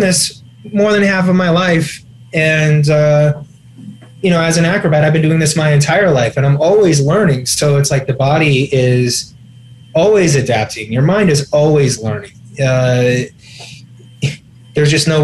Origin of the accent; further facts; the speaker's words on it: Champaign, Illinois, United States; My hometown, Little Champaign, Illinois